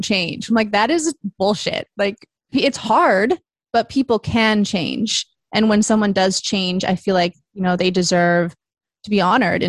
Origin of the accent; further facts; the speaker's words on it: Vancouver, British Columbia, Canada; moved away as an adult; also born or lived in Toronto; Then I moved home from Toronto to Vancouver